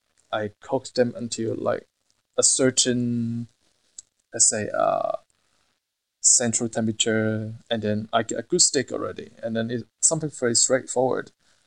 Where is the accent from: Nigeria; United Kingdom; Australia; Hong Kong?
Hong Kong; I can find a job easily in Hong Kong, as you know, I'm from Hong Kong, and I have friends there opening new restaurants